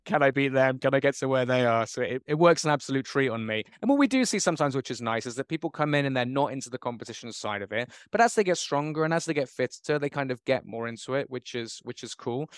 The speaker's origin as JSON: {"language": "English", "town": "Bristol", "region": "South West England", "country": "United Kingdom", "tie": "born or raised there", "moved": "as an adult", "lives_now": "Bangkok, Thailand", "said": "I've been in Bangkok for twenty years now. I grew up in Bristol"}